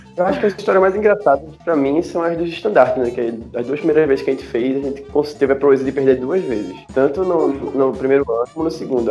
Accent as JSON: {"language": "Portuguese", "town": "Olinda", "region": "Pernambuco", "country": "Brazil", "tie": "born or raised there", "said": "E a minha infância eu morava no Varadouro, que é logo ali, perto do sítio histórico."}